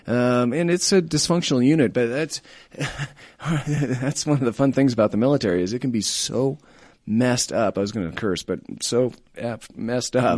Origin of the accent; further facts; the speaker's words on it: Colorado, United States; also born or lived in Denver; I'm a native of Colorado